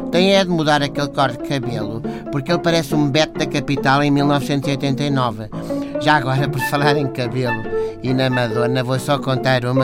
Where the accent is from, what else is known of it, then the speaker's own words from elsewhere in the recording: Cacém, Lisbon, Portugal; sou do Cacém. Nós somos bons em tudo, ponto.